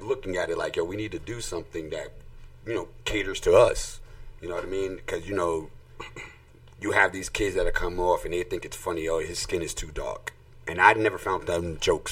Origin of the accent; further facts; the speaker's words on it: New York City, New York, United States; I'm from the Bronx